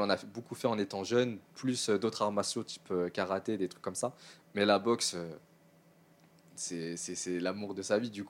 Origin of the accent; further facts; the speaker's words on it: Suresnes, Île-de-France, France; C'est la ville où j'ai grandi.